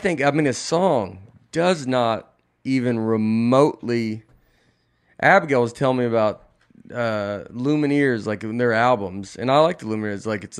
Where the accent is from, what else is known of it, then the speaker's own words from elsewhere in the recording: Tennessee, United States; I'm just an old Tennessean, and I go, I am too.